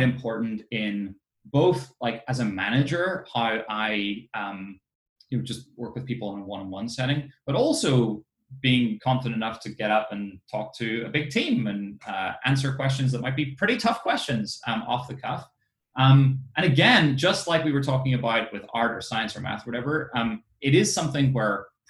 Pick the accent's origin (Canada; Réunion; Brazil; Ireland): Ireland; I grew up in Ireland